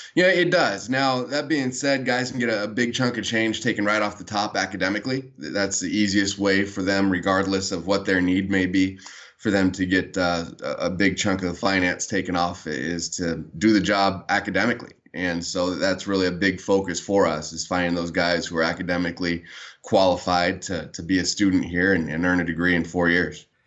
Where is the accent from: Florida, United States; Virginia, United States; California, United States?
California, United States; San Diego; I was born and raised in San Diego